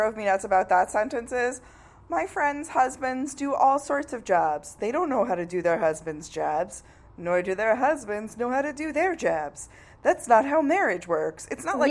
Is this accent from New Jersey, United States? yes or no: no; New York, United States; I'm from New York